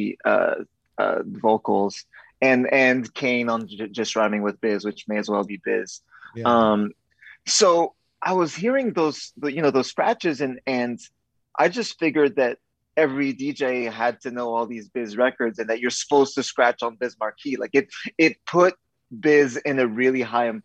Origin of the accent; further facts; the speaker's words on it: Montreal, Quebec, Canada; I was, you know, 12, 13 years old in those years, growing up in Montreal